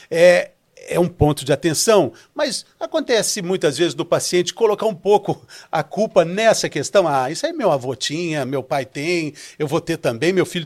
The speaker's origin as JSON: {"language": "Portuguese", "region": "São Paulo", "country": "Brazil", "said": "Nós somos lá de São Paulo, né, doutor? É uma cidade com muitos parques"}